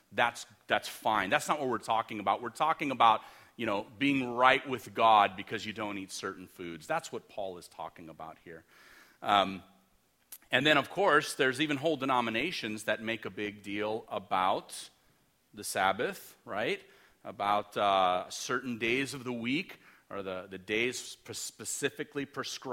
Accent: Los Angeles, California, United States; I'm from Los Angeles. We grew up in the city.

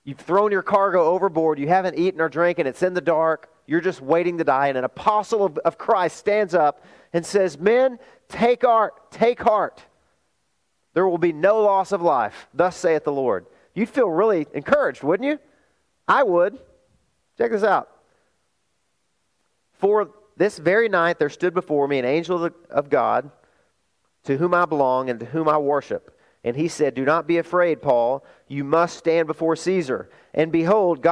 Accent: Arkansas, United States; moved away; also born or lived in California; my hometown in Arkansas

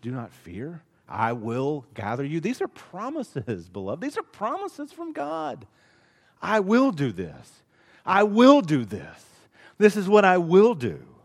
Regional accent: Dothan, Alabama, United States; growing up in Dothan, Alabama

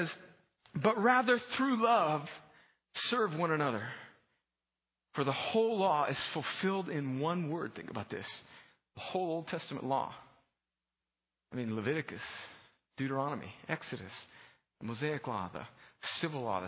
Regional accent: opposite Mexicali, California-Mexico border, United States; also born or lived in Los Angeles, California; I was born in Los Angeles, but when I was a young child, my parents moved down right on the Mexican border.

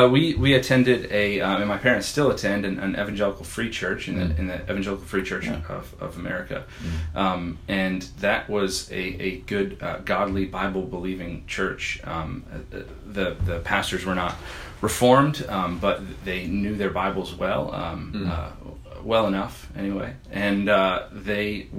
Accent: New Jersey, United States; also born or lived in Chambersburg, Pennsylvania; I was born in Pennsylvania, in Chambersburg, Pennsylvania. It's a southern border of Pennsylvania, and then moved to New Jersey, I think when I was 9.

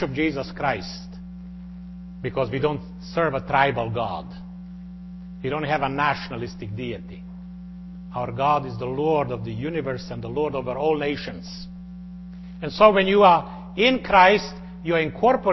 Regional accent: Slovenia; moved away; also born or lived in Croatia / Bosnia / United States; my native Slovenia

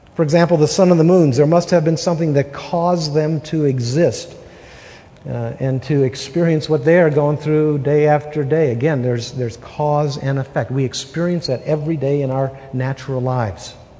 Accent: Wisconsin, United States; moved away as an adult; now in Utah, United States; We're from Wisconsin. We've been married 32 and a half years. We've been in, in Utah for 32 years

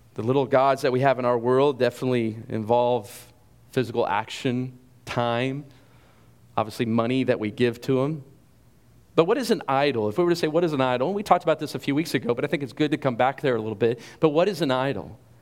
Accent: Carrollton, United States; I grew up here in Carrollton

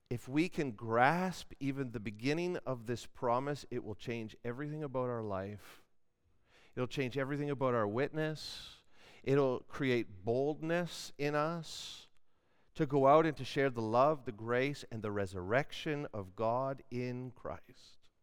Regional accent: Canada; we're Canadian

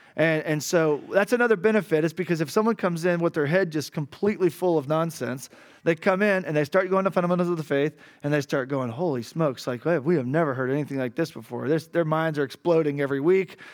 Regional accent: Arkansas, United States; moved away as an adult; now in Cali, Colombia; I'm from Arkansas

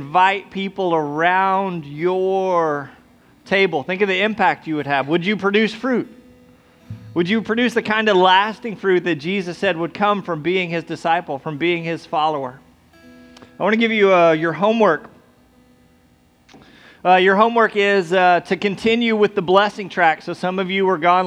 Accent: United States; we're American

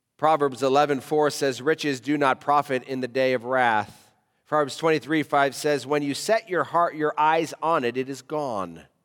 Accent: United States; now in Africa; as a American living in Africa

